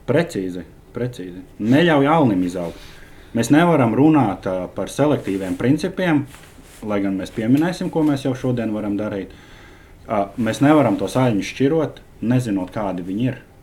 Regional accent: Latvia; mēs esam latvieši

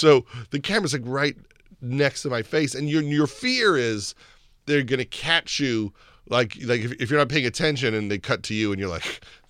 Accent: Long Island, New York, United States; I'm from New York, from Long Island. And so when Doc and Daryl started playing for the Mets, that's when I was in like 11th grade.

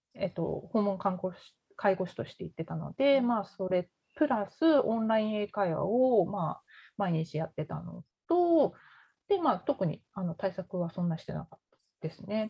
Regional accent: Tokyo, Japan; moved away as an adult; now in Canada; 私、東京の出身なんですけど、あの東京に米軍基地があって、その近くに住んでたんですね。

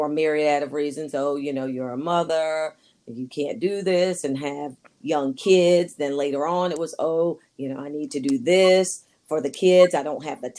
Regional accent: Wilmington, North Carolina, United States; moved away as an adult; also born or lived in Indiana / Virginia Beach, Virginia / Ashburn, Virginia; now in Fredericksburg, United States; born and raised in Wilmington, North Carolina.

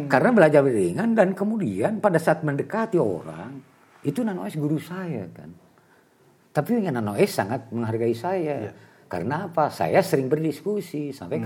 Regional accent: Tasikmalaya, West Java, Indonesia; also born or lived in Bandung; Saya dulu dibesarkan di Tasik

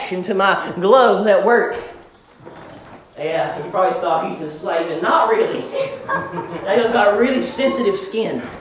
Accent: Richmond, Kentucky, United States; I was born in Richmond, Kentucky a few years ago. And I lived in Greyhawk my entire life.

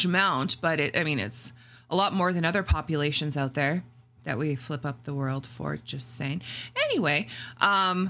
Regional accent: Canada; first language English

